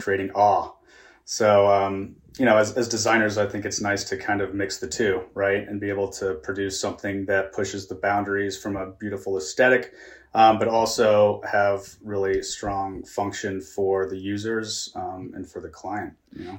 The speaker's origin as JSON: {"language": "English", "town": "Kansas City", "country": "United States", "tie": "born or raised there", "said": "I was born and raised in the Midwest in Kansas City"}